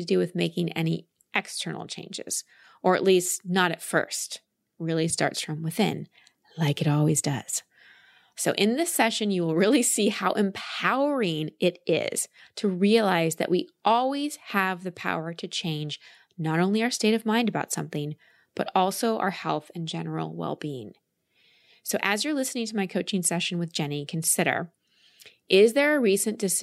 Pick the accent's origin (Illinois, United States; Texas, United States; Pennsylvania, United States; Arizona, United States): Texas, United States; Dallas; also born or lived in Milwaukee, Wisconsin; I was born in Milwaukee. We moved to Dallas when I was 1.5 or 2 when we moved to Dallas, and I'm really proud that I grew up in Texas